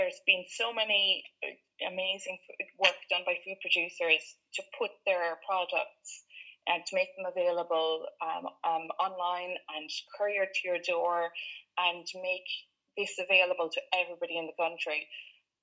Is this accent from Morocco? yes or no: no; County Limerick, Munster, Ireland; now in North Cork, Ireland; I grew up in County Limerick